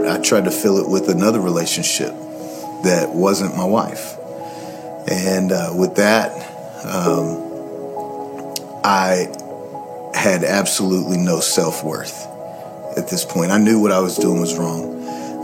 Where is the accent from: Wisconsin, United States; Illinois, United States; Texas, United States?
Texas, United States; Waxahachie; I grew up here in Waxahachie, a preacher's son